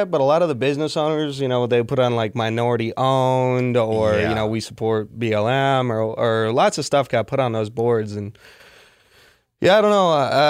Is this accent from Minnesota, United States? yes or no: yes; Minneapolis, Minnesota, United States